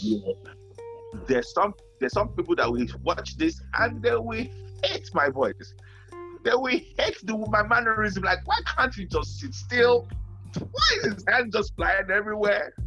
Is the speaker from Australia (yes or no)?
no; Nigeria; I grew up in Nigeria